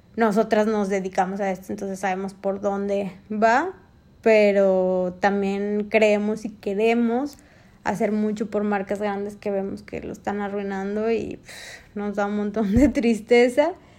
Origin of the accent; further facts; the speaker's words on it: Mexico; en México nosotros, los mexicanos, y me incluyo